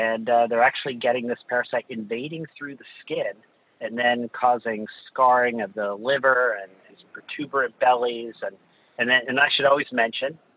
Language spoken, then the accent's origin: English; New York City, New York, United States; I grew up in Greenwich Village